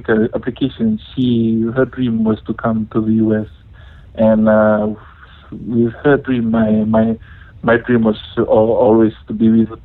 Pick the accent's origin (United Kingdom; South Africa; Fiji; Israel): Fiji; moved away as an adult; now in Bay Area, United States; I'm from Fiji, born and raised in Fiji